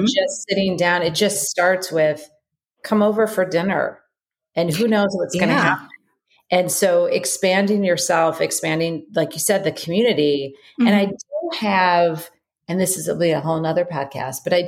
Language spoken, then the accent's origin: English; Chicago, Illinois, United States; now in California, United States; I am from Chicago